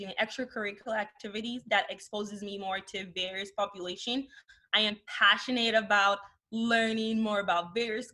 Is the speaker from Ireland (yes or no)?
no; Nigeria; moved away; also born or lived in Canada; growing up in Nigeria